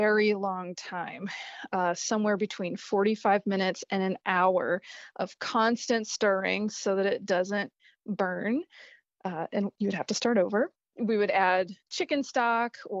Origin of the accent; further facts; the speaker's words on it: Eunice, Louisiana, United States; I am from South Louisiana, a little corner of the state called Eunice, the capital of the Cajun Prairie.